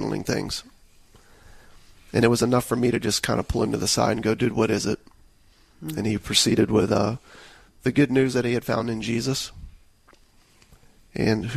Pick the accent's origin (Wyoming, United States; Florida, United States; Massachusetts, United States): Florida, United States; Tampa; I grew up in the Tampa Bay area